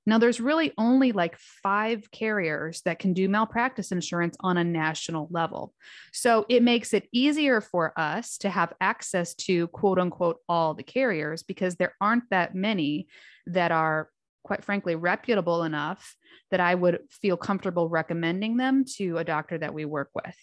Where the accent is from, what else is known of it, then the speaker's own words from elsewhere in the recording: Fort Wayne, Indiana, United States; went back home to Fort Wayne, Indiana, which is my hometown